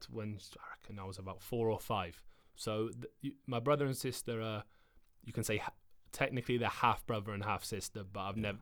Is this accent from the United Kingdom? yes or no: yes; England, United Kingdom; I grew up in what we call a, a council estate.